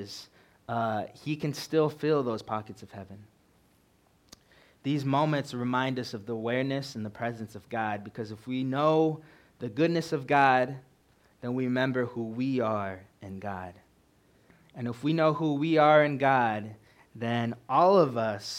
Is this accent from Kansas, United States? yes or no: no; California, United States; moved away as an adult; now in Montana, United States; I'm originally from California